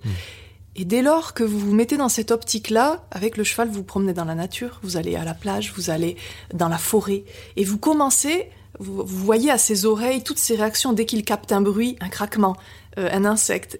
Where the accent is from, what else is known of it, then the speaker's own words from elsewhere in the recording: Biarritz, Nouvelle-Aquitaine, France; also born or lived in Brussels, Belgium; je suis née en Belgique, près de Bruxelles, et, j'ai quitté mes parents et, mon pays à l'âge de, de, 3 ans euh, pour être adoptée sur la, sur la côte basse, donc à Biarritz